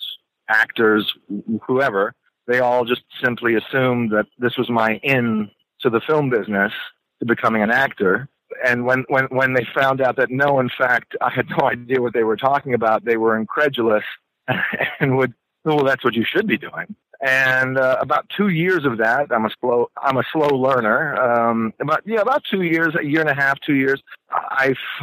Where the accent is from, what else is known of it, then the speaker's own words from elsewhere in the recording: New York City, New York, United States; I grew up in New York City in Manhattan